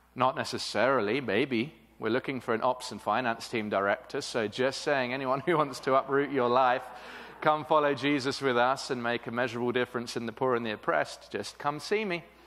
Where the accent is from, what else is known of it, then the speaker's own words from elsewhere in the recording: England, United Kingdom; moved away as an adult; now in Cape Town, South Africa; I am British originally